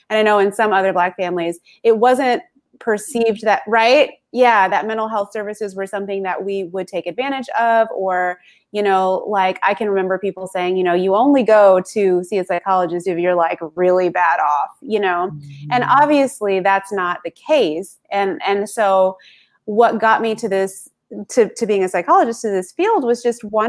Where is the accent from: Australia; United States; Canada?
United States; the South; I grew up in the South here in the US